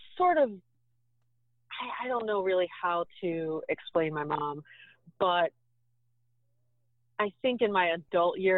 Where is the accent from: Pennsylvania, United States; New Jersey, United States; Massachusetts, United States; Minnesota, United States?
Pennsylvania, United States; Pittsburgh; moved away; I grew up in Pittsburgh in not such a great neighborhood